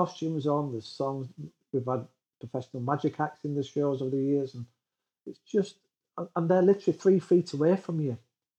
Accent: Yorkshire and the Humber, United Kingdom; As a Yorkshireman, that's what I seem to say most of my life now.

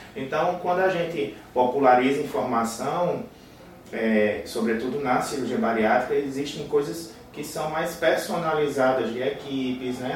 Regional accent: Paraíba, Brazil; accent: nordestino; also born or lived in Rio de Janeiro; eu sou da Paraíba

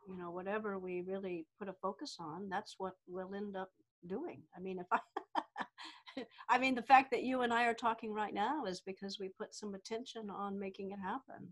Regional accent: the Deep South, United States; I grew up in the South, deep South here in the United States

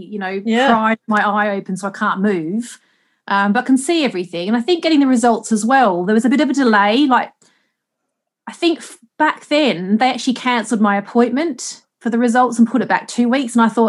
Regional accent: Australia; like I said, I grew up in Australia and I was always really sun smart.

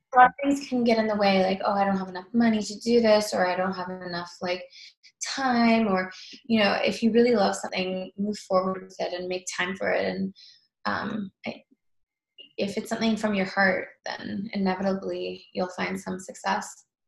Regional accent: Toronto, Ontario, Canada; also born or lived in New York; now in Los Angeles, United States; I'm originally from Toronto

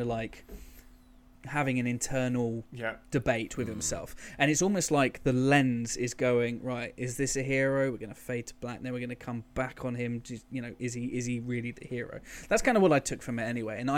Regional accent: England, United Kingdom; When people go, oh, you're from England, so you're English, I go, no, I'm actually British, because I have Scottish grandparents, and there's a bit of Irish there, there's a bit of Welsh

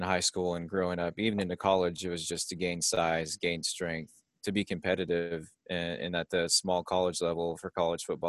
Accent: Mankato, Kansas, United States; I am in Mankato, Kansas, my hometown. So it's a rural small town in north central Kansas, population about 700

